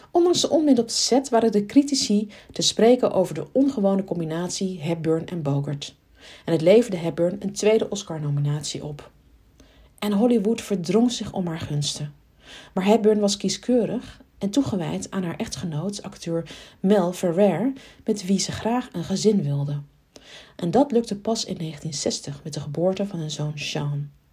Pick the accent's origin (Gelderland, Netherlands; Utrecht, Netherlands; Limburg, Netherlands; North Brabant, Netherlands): Gelderland, Netherlands; Arnhem; als Arnhemmer